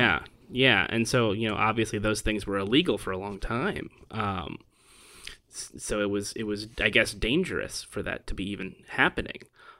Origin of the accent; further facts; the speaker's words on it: Merced, California, United States; I'm African American but also Jewish, and that's a thing that's not uncommon but is certainly very rare where I grew up, which is Merced, California. Little small farming town about 4 or 5 hours north of LA.